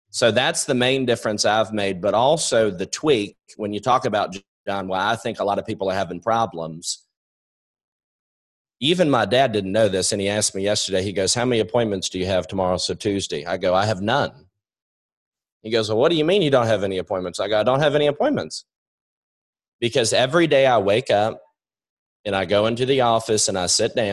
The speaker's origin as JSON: {"language": "English", "region": "New York", "country": "United States", "said": "I'm a quick talker. I swear I'm from New York."}